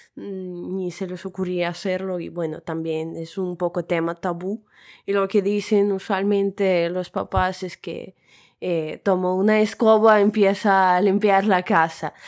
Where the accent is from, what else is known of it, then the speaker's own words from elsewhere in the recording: Russia; tengo 23 años y soy rusa